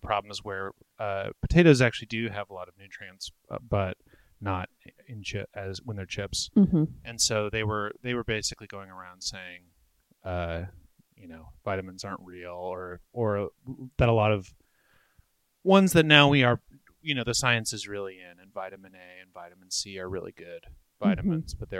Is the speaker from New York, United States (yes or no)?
yes; Brooklyn, New York, United States; So I was born and raised in Brooklyn, and the house is my parents' house.